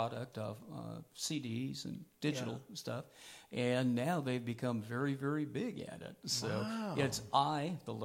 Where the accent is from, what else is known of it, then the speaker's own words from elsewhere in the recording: southwestern Pennsylvania, United States; moved away; I'm from Pennsylvania, southwestern Pennsylvania